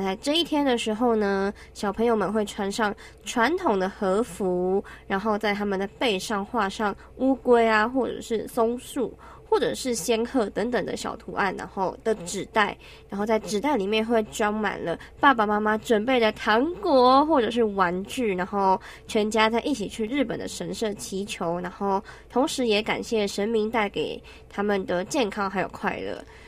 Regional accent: Yilan County, Taiwan; 我是宜兰人

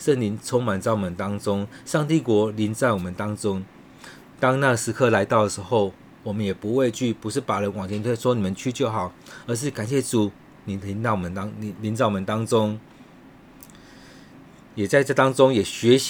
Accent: Taiwan; 你的保守也要与我们台湾人同在，与这个世界上许多的人同在

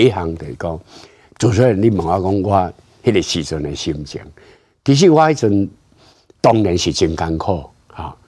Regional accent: Taiwan; 如果我们台湾人民能够都有很坚强的凝聚力，你讲台湾是一个国家

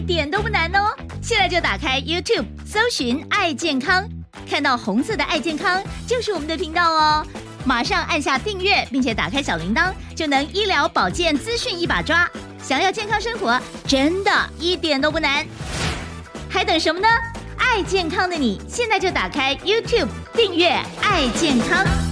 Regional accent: Taiwan; 保障我们台湾人的身心安全

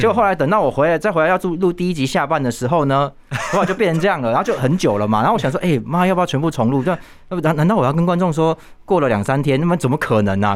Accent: Taiwan; 我们台湾人

